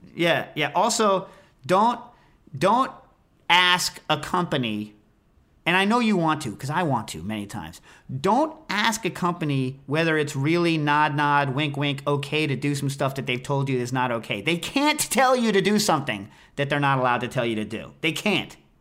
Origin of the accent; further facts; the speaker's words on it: United States; I'm an American.